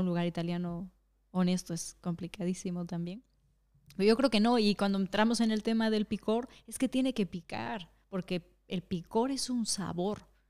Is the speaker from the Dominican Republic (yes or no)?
no; Mexico; now in Madrid, Spain; en México no comemos tacos en las casas